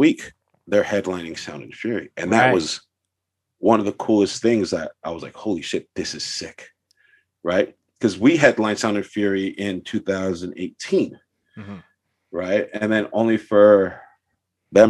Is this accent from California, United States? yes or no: yes; Los Angeles, California, United States; I'm from San Pedro too